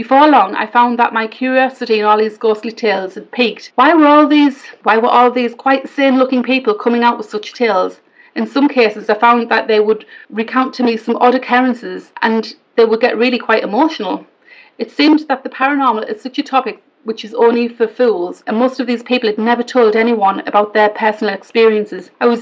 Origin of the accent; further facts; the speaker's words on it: Hartlepool, North East England, United Kingdom; I'm from Hartlepool